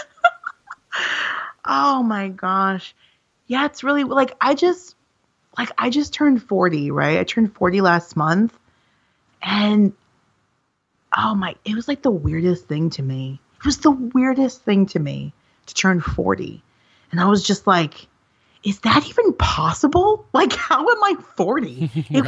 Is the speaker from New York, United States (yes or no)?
yes; New York, United States; I grew up here in New York